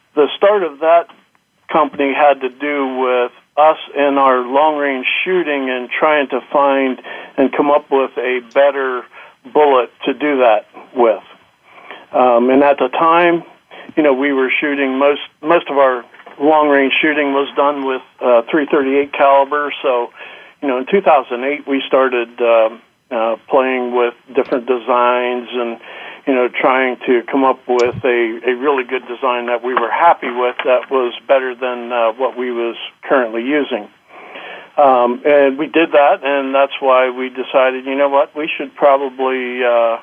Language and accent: English; Pennsylvania, United States; I grew up in Pennsylvania, been here all my life